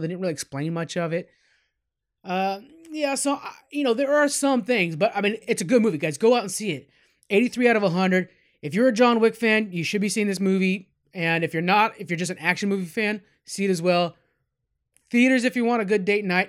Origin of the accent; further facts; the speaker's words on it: California, United States; we're from California